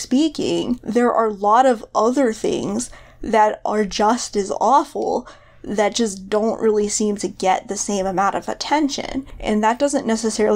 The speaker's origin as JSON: {"language": "English", "country": "United States", "said": "I'm American"}